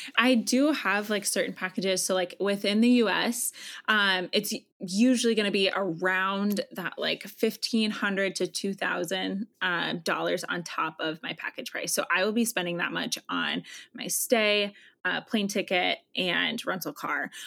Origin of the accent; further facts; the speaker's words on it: Iowa, United States; I am originally from Iowa